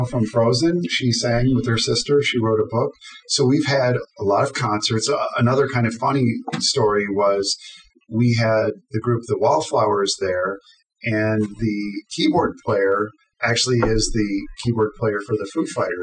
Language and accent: English; Downers Grove, Illinois, United States; I was born in Downers Grove in 1966